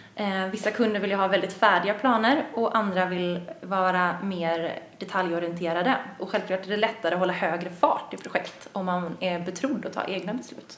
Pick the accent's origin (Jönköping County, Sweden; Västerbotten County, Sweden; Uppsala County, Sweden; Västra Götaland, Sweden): Västra Götaland, Sweden; Gothenburg; moved away as an adult; now in Stockholm, Sweden; Jag kommer från Göteborg, vilket man ibland kan höra, ibland inte